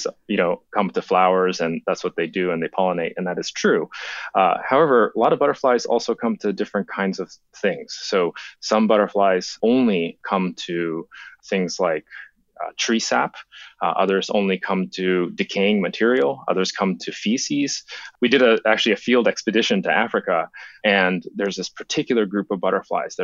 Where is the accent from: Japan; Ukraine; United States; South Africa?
Japan; moved away; When I was a kid, I grew up in Japan